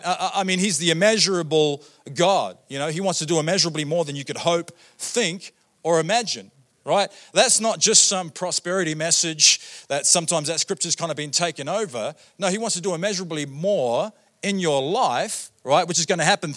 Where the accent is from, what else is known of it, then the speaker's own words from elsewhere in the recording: New Zealand; moved away as an adult; also born or lived in Australia; now in Canada; I grew up in New Zealand. First 23 years of my life, I lived in New Zealand.